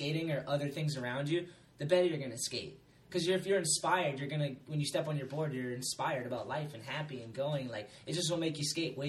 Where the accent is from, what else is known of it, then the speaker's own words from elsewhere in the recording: East Coast, United States; moved away; also born or lived in Huntington Beach / Long Beach; I'm a kid from the East Coast.